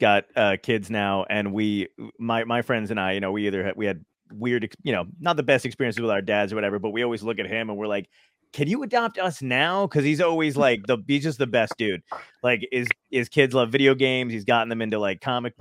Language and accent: English; New York City, New York, United States; I'm from Brooklyn